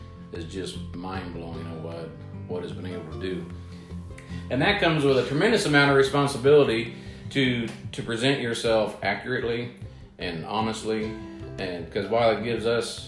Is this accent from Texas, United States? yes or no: no; Preble County, Ohio, United States; Born and raised in Preble County, Ohio, in the west central part of the state. Still live there today